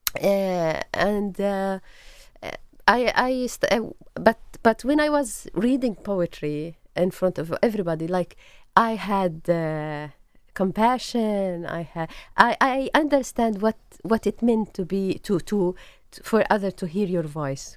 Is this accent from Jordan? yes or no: yes; Jordan; English is a second language; moved away as an adult; also born or lived in Beirut, Lebanon / Tunis, Tunisia / Nablus, Palestine / Ramallah, Palestine; now in Jerusalem; I grew up in Jordan